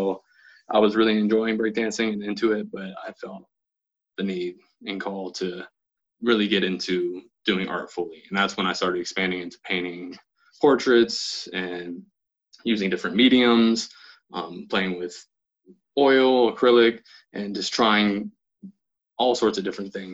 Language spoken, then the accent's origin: English; Beaverton, Oregon, United States; also born or lived in Portland, Oregon; I'm from Portland, Oregon, born and raised. Grew up mainly in Beaverton